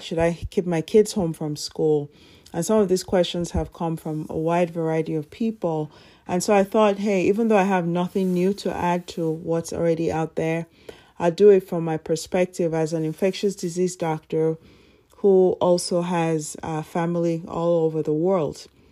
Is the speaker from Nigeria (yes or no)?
yes; Nigeria; moved away as an adult; now in United States; my elementary school from Nigeria